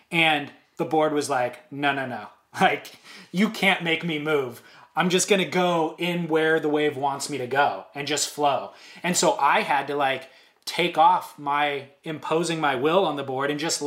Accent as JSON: {"language": "English", "area": "Orange County", "region": "California", "country": "United States", "tie": "born or raised there", "said": "I'm from Orange County, grew up riding shortboards."}